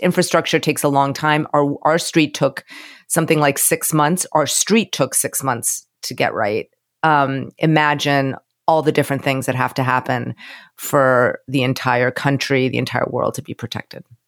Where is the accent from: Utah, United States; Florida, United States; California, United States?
Florida, United States; moved away; I'm from Florida